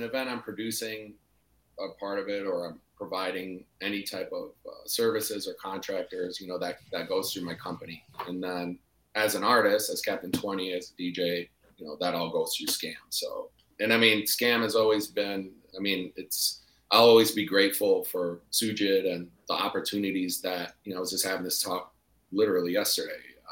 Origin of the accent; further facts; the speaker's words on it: Detroit, Michigan, United States; moved away as an adult; now in Austin, United States; I grew up in Detroit, so we really didn't have much